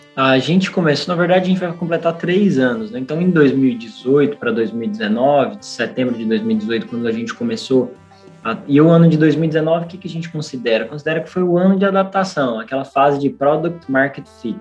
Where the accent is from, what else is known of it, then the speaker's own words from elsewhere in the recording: Goiás, Brazil; also born or lived in Rio Grande do Norte / São Paulo; now in Natal, Brazil; eu sou goiano, mas sou potiguar de coração.